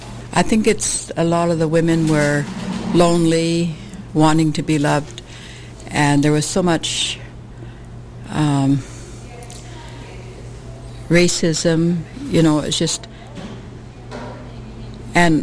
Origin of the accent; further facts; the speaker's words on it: Port Essington area, British Columbia, Canada; moved away; also born or lived in Prince Rupert; I'm from the Essington area, and I lived in Prince Rupert for quite a few years.